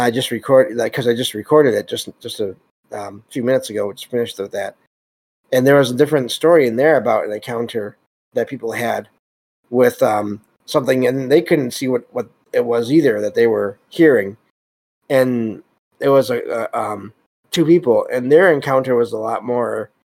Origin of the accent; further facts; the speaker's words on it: Michigan, United States; I live in Michigan. And I'm from Michigan